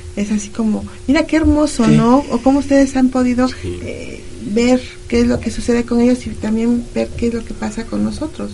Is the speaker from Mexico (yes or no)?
yes; Mexico; esta historia que los mexicanos tenemos con los españoles